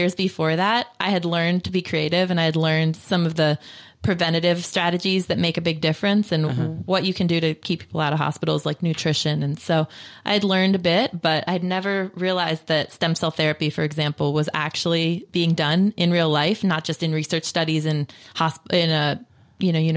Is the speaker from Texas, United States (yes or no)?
no; Lancaster, Pennsylvania, United States; moved away as an adult; also born or lived in Philadelphia, Pennsylvania; now in California, United States; I was born in Lancaster, Pennsylvania, back in the 80s